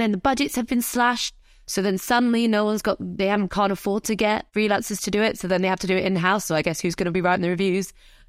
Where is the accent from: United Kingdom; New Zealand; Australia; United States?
United Kingdom; I consider myself North African Arab, but, you know, it's kind of, it's all part of my identity. But yeah, British Ar